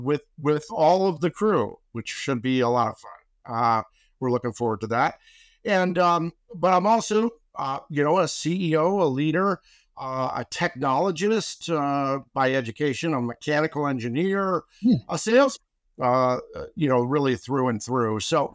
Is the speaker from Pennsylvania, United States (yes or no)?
yes; Pittsburgh, Pennsylvania, United States; also born or lived in Baltimore, Maryland / South Florida; I was born in Baltimore and via Florida, South Florida, I came to Pittsburgh, Pennsylvania, when I was in the fourth grade. And so I was raised for the most part, all of my impressionable years were in Pittsburgh.